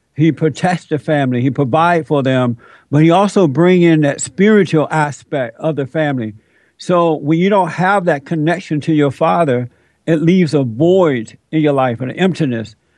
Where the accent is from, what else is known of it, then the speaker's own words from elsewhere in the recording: United States; I'm an American. I'm not African American.